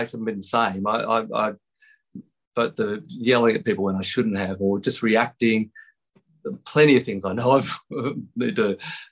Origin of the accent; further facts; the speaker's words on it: Tamworth, New South Wales, Australia; growing up in Tamworth